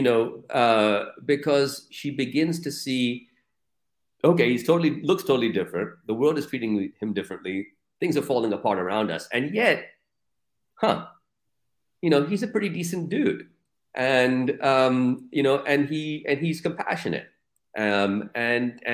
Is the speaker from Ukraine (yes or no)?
no; Pakistan; also born or lived in United States; in Pakistan, I'm just Pakistani